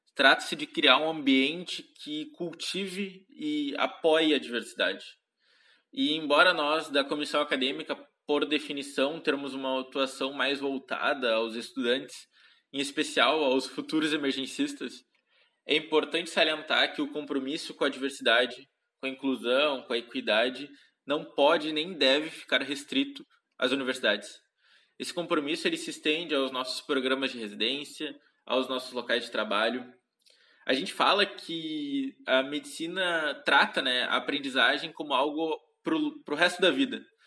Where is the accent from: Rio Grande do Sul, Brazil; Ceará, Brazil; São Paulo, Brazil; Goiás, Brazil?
Rio Grande do Sul, Brazil; interior of; now in Porto Alegre, Brazil; eu sou do Rio Grande do Sul, nasci no interior do estado, em uma cidadezinha bem pequena, de aproximadamente 15 mil habitantes, onde cresci e estudei até o final do ensino médio.